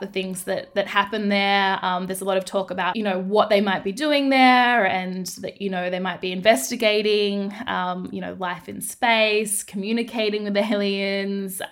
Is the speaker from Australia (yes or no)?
yes; Darwin, Northern Territory, Australia; I grew up in the Northern Territory in Darwin